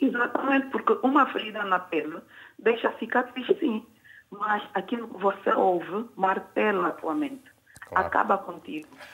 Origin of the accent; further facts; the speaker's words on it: Angola; moved away; eu sou angolana